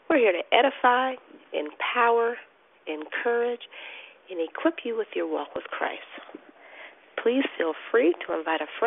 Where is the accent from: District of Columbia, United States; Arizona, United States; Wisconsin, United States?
Arizona, United States; from Arizona, and I'm your hostess this morning.